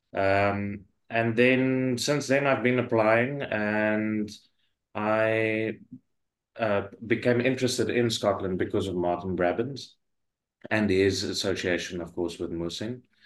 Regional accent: Pretoria, Gauteng, South Africa; now in Glasgow, United Kingdom; I'm I'm from South Africa originally. Um, I was born in Pretoria

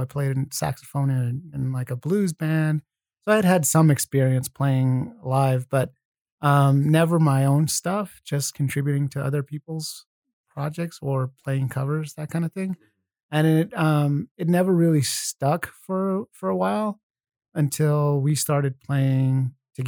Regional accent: New Mexico, United States; moved away; we're from New Mexico. Well, we grew up there

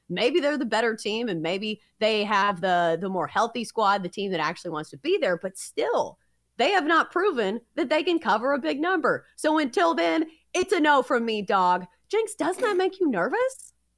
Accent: Middle Tennessee, United States; I am from Middle Tennessee

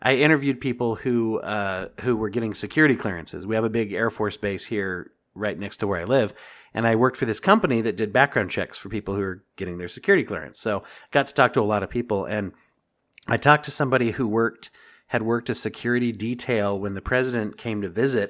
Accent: Pennsylvania, United States; moved away; I grew up in Pennsylvania

